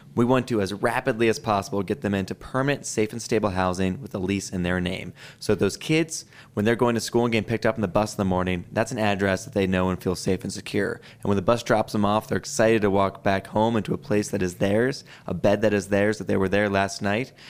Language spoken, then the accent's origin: English; Philadelphia, Pennsylvania, United States; now in Boise, United States; my hometown of Philadelphia